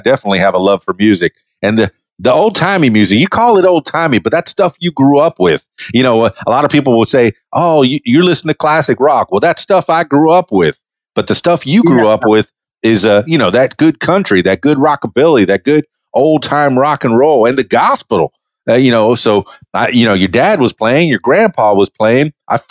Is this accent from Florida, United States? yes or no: yes; Miami, Florida, United States; I know I grew up in Miami, South Florida, real close to Homestead Air Force Base